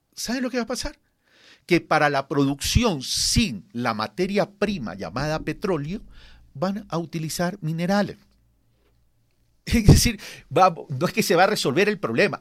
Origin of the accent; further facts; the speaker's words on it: Ecuador; como ecuatorianos